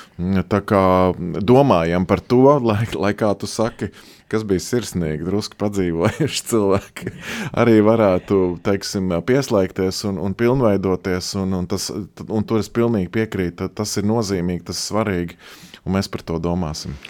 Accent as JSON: {"language": "Latvian", "country": "Latvia", "tie": "born or raised there", "said": "es esmu šeit piedzimis, šeit audzis, šeit dzīvojis"}